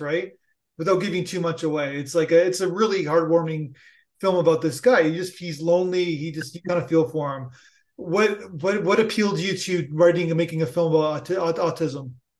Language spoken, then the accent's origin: English; Niagara Falls, Ontario, Canada; now in Toronto, Canada; I'm from Niagara Falls and ah. live, live in Toronto